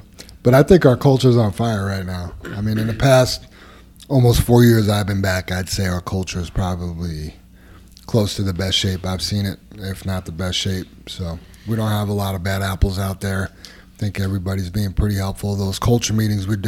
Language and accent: English; New York, United States; now in Colorado, United States; where I grew up in New York.